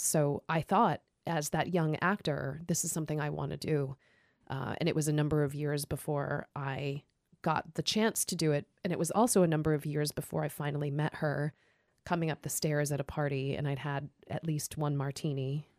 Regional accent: Idaho, United States; moved away as an adult; also born or lived in Seattle, Washington; I was driving home to Idaho

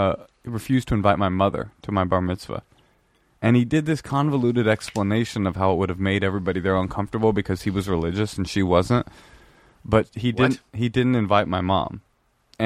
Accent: Oakland, California, United States; also born or lived in Brooklyn; My mom moved us from Brooklyn to Oakland, which is where I grew up. And I was raised in Oakland

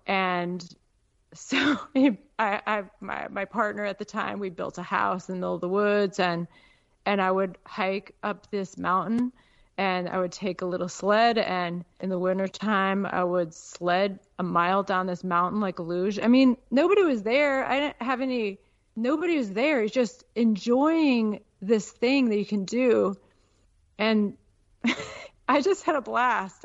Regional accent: Peoria, Illinois, United States; moved away as an adult; also born or lived in Chicago, Illinois / Alaska; I grew up in Il-, Peoria

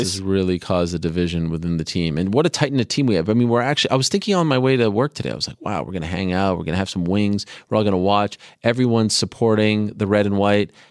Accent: Canada; moved away; when I was growing up in Canada

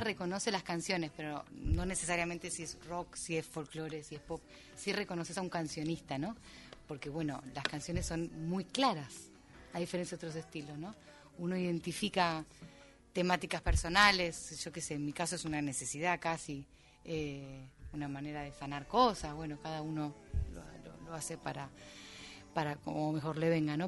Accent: Argentina; moved away as an adult; now in Madrid, Spain; estar viviendo fuera hace tantos años inevitablemente me vuelca la cabeza hacia como mi tierra

